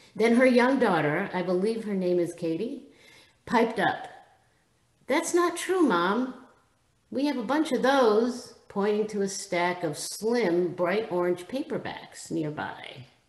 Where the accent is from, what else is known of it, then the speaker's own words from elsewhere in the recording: Israel; moved away; Having been born and raised in Israel